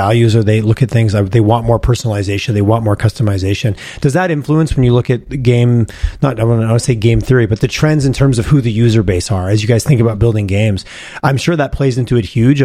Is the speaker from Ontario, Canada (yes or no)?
no; Montreal, Quebec, Canada; now in Calgary, Canada; I grew up in Montreal